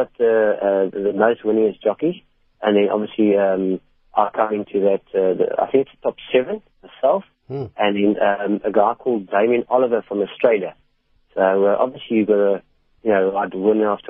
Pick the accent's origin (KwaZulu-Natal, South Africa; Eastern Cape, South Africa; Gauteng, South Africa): Eastern Cape, South Africa; Port Elizabeth; moved away; I came from Port Elizabeth as well